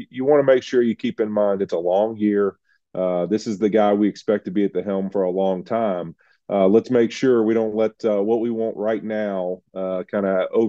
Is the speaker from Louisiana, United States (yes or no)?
yes; Louisiana, United States; Happy to be back in New Orleans, my home state of Louisiana.